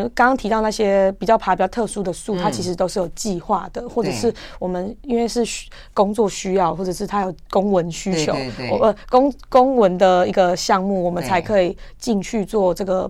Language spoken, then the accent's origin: Chinese; Taiwan; “就是来自台湾。”